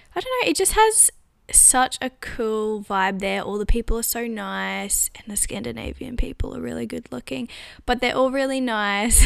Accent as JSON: {"language": "English", "country": "Australia", "moved": "yes", "lives_now": "London, United Kingdom", "said": "I'm Australian"}